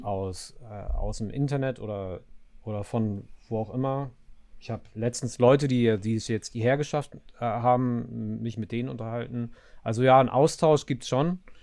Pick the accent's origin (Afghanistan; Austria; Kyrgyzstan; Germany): Afghanistan; moved away; mein Afghanischsein